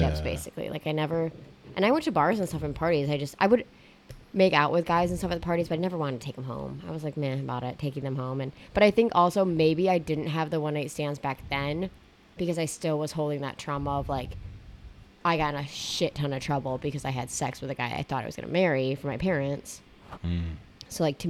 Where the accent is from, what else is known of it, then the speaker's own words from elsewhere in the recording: West Michigan, United States; I was born and raised in West Michigan